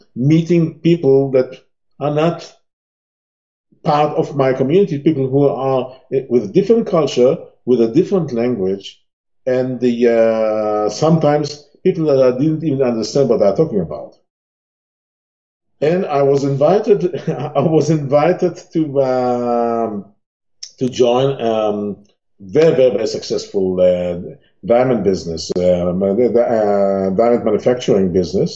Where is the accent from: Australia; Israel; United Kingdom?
Israel; Tel Aviv, Tel Aviv District; I was born in Tel Aviv in Israel. As a kid, as a teenager, Israel was kind of isolated place